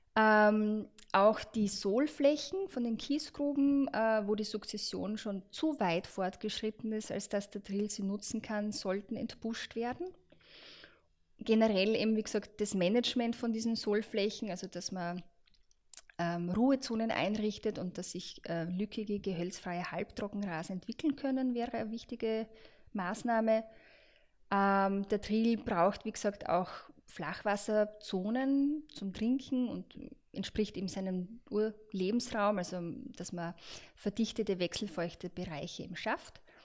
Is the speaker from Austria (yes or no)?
yes; Austria; bei uns in Österreich